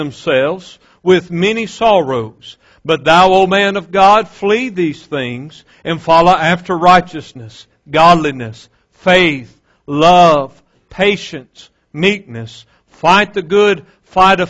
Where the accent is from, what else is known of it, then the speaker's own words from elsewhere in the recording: West Monroe, Louisiana, United States; growing up in West Monroe, Louisiana, like any other 15, 16-year-old boy